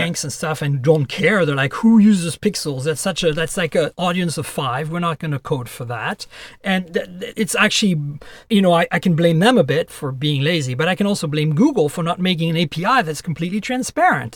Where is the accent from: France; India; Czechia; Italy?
France; also born or lived in Canada; now in United States; I'm Canadian and who lives in the U S, and I was born and raised in France, so I also have a French citizenship